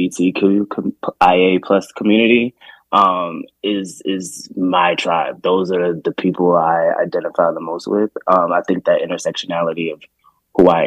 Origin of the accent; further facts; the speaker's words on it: Baltimore, Maryland, United States; moved away; also born or lived in Washington, D.C.; I grew up in Baltimore